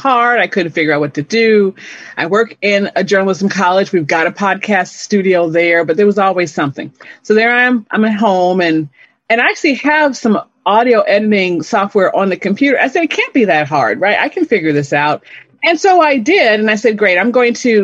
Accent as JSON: {"language": "English", "town": "Chicago", "region": "Illinois", "country": "United States", "also_born_or_lived": "Gary, Indiana / Dallas, Texas / Detroit, Michigan / Austin, Texas", "moved": "as an adult", "lives_now": "Oklahoma, United States", "said": "this is actually not my birthplace. I'm originally from Chicago."}